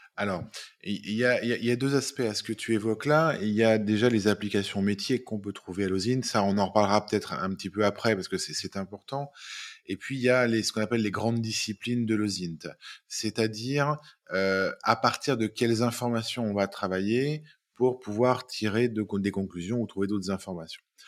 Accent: Lyon, Auvergne-Rhône-Alpes, France; je suis lyonnais, j'ai 45 ans

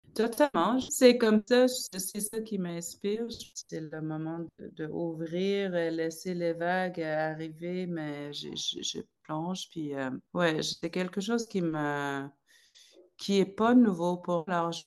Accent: Salluit, Quebec, Canada; moved away as an adult; j'ai grandi là-bas jusqu'à mes 22 ans.

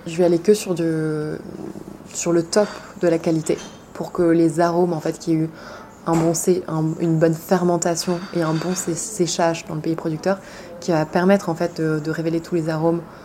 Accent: France; also born or lived in Paris / Compiègne; J'ai grandi en France, entre Paris et la forêt de Compiègne.

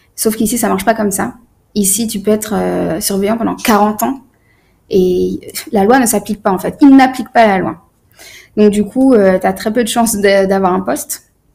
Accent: France; je, suis née en France, j'ai grandi en France

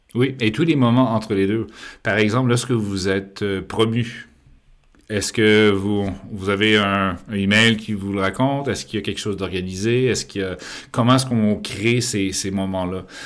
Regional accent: Quebec, Canada; now in France; je suis québécois de naissance, mais français d'adoption

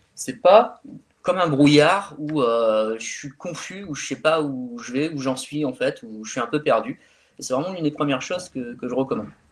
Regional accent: France; also born or lived in Calais; chez nous en France

